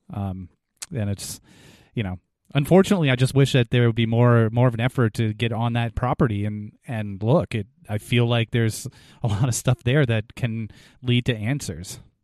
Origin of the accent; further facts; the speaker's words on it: New England, United States; we're from New England